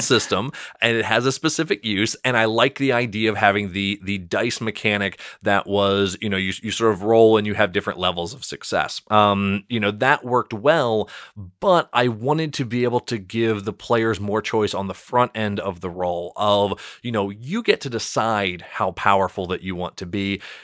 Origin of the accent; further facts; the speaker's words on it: Salisbury, Maryland, United States; I grew up, so when I was saying Salisbury, Maryland